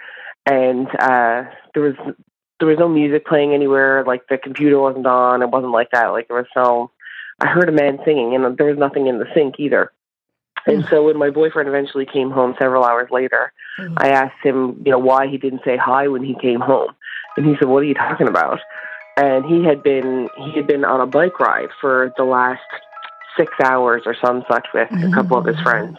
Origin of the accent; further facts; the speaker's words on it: Newfoundland and Labrador, Canada; moved away as an adult; also born or lived in St. John's, Canada; now in Nunavut, Canada; I am calling from Nunavut, but I am from Newfoundland